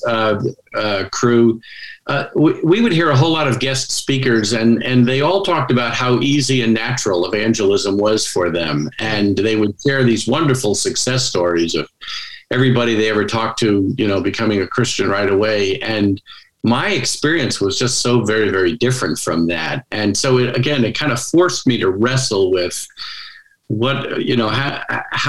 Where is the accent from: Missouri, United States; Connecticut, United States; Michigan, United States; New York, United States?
New York, United States; suburbs of New York City, United States; now in Washington, D.C., United States; I'm originally from New York, suburbs of New York City